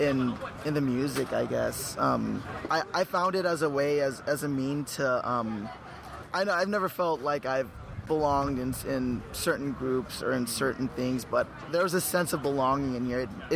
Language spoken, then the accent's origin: English; Los Angeles, California, United States; I'm from Los Angeles.